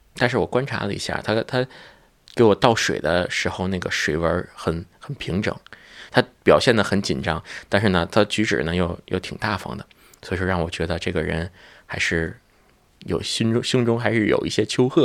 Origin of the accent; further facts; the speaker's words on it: Tianjin, China; 今年二十九岁，我是天津人。 因为我们家家庭条件比较特殊嘛，然后一是，呃，回族